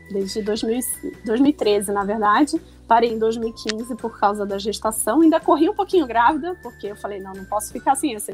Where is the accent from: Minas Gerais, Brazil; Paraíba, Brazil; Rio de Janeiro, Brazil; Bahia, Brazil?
Rio de Janeiro, Brazil; now in São Paulo, Brazil; Mas eu moro em São Paulo há 15 anos, mas não perco sotaque. E engraçado, quando eu vou pro Rio, o pessoal fala que eu já perdi o sotaque de carioca